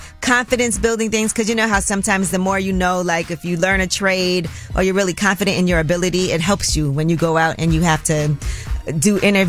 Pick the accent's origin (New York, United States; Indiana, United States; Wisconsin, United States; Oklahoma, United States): New York, United States; Brooklyn; because I'm from Brooklyn.